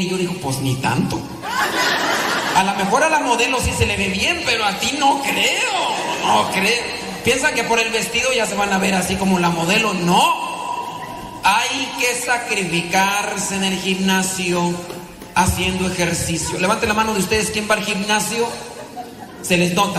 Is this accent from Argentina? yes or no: no; Mexico; now in United States; vengo yo de México